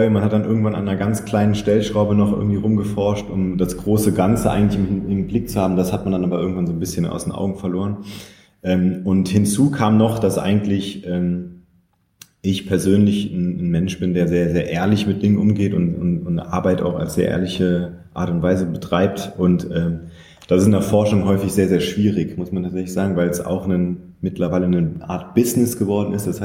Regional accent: Saarland, Germany; also born or lived in Köln; now in Berlin, Germany; Aufgewachsen im Saarland und dann lange Zeit in Köln gelebt und auch dort studiert und ähm, dann vor sieben Jahren nach Berlin gekommen.

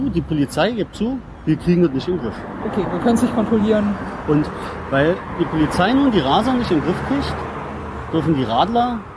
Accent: Potsdam, Brandenburg, Germany; born there; ich bin ja. gebürtiger Potsdamer.

